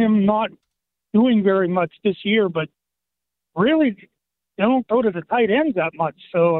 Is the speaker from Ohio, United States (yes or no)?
yes; Ohio, United States; I'm from Ohio